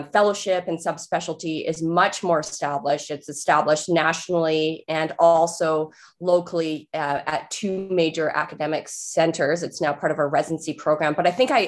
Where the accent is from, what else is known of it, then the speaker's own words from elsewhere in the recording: Nanaimo, British Columbia, Canada; I'm from Nanaimo, BC, and that's on Vancouver Island